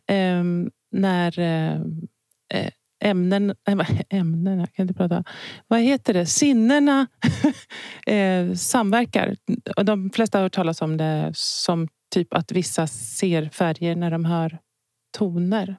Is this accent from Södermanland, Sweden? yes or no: no; Stockholm, Stockholm County, Sweden; jag är från Stockholm. Jag är uppvuxen på Södermalm.